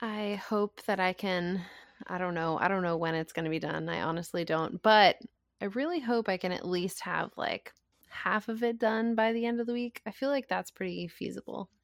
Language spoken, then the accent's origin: English; Rhode Island, United States; my home state, Rhode Island